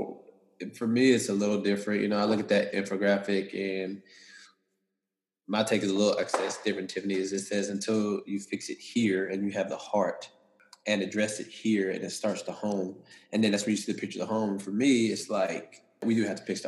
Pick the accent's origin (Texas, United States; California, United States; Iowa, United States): Texas, United States; East; I'm from deep East Texas, and so my upbringing was a little different